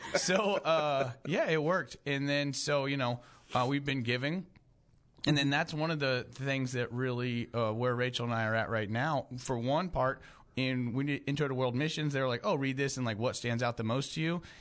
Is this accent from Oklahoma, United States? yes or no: yes; Tulsa, Oklahoma, United States; I grew up in Tulsa